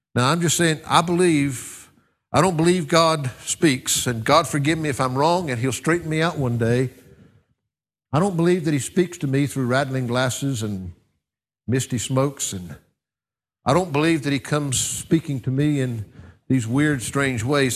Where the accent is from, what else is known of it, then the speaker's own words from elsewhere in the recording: United States; I'm a little bit biased as an American